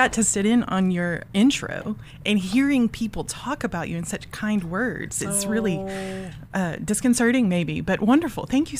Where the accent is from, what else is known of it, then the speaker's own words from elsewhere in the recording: Louisiana, United States; Well, I was born in Louisiana, so native Louisianian. Went to LSU